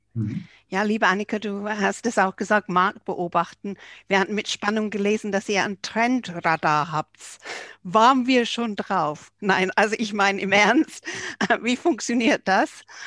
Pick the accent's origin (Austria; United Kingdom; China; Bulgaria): United Kingdom; England; moved away; ich als Engländerin